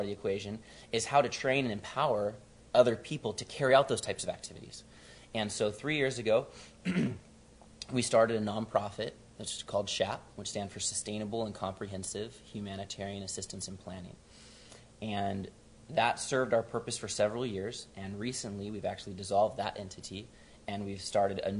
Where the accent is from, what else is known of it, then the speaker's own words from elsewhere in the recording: San Diego, California, United States; I'm from San Diego originally, and grew up in North County